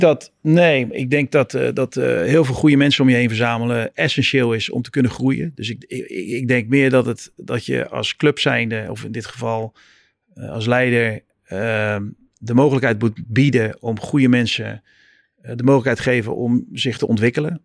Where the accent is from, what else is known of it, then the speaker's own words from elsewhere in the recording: Netherlands; moved away as an adult; also born or lived in United States; als Nederlander